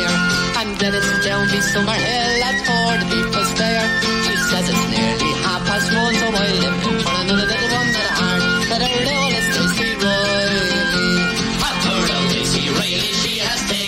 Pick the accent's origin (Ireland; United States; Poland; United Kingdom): Ireland; also born or lived in Lucan; from Ireland.